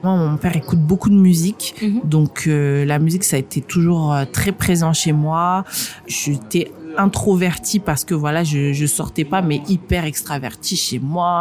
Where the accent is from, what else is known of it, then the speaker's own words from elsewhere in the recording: northern France, France; also born or lived in Moscow, Russia / England; now in Île-de-France, France; je suis née à Moscou, par exemple. Euh, j'ai grandi dans le nord de la France.